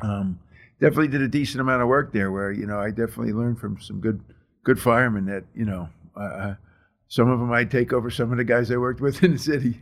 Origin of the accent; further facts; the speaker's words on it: New Jersey, United States; also born or lived in Texas; I grew up in Jersey.